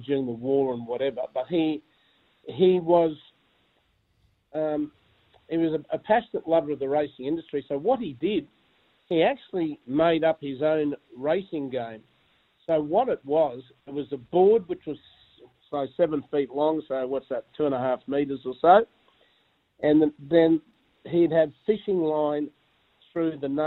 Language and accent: English; Brisbane, Queensland, Australia; I was born near Suncorp Stadium and lived there, which was close